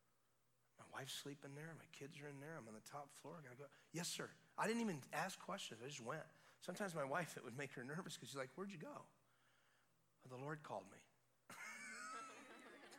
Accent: Florida, United States; we're out of state. We're from Florida

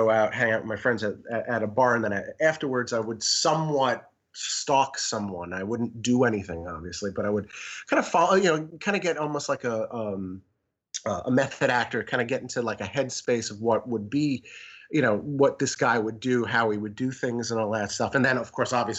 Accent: New York, United States; also born or lived in Amsterdam; I grew up in New York

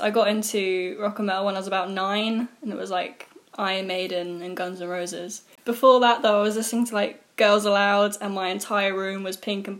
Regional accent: Jersey; moved away; I grew up in Jersey.

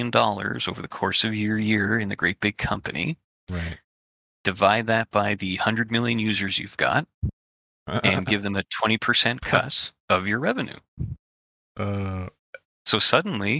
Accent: Canada; as a Canadian

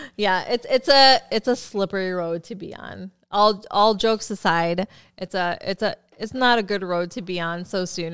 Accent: Philippines; I'm Filipino

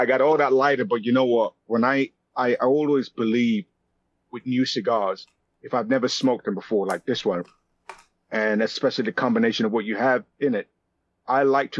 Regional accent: London, United Kingdom; also born or lived in Nigeria; So I was born in London, and at the age of 5, I went to Nigeria.

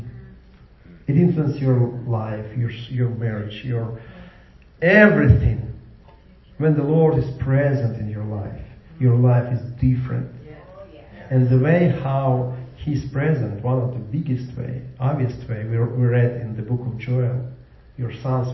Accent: Ukraine; now in Jacksonville, United States; I came from Ukraine.

